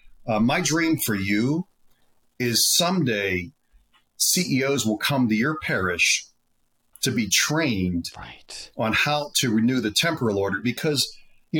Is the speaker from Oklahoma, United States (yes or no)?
no; Pittsburgh, Pennsylvania, United States; Pittsburgh, my hometown